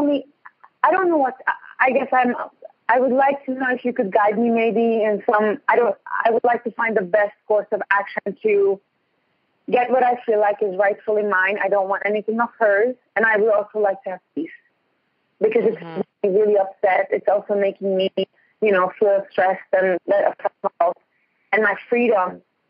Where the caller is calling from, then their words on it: Ontario, Canada; I'm going from Ontario.